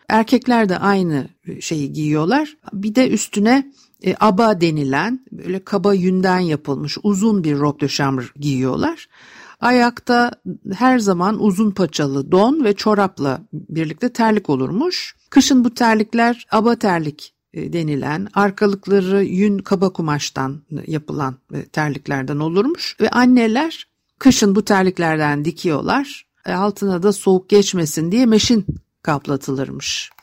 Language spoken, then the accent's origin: Turkish; Istanbul, Turkey; çocukluğum etilerde geçti.